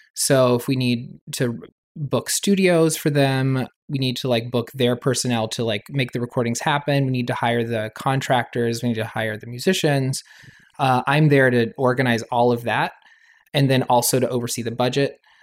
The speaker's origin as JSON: {"language": "English", "town": "Raleigh", "region": "North Carolina", "country": "United States", "tie": "born or raised there", "also_born_or_lived": "New York", "moved": "as an adult", "said": "growing up in North Carolina, in a Southern Baptist community"}